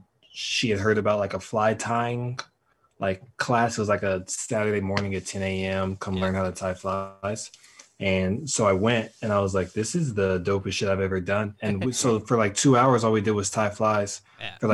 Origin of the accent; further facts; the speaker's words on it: Denver, Colorado, United States; I grew up fishing here in Denver with my grandfather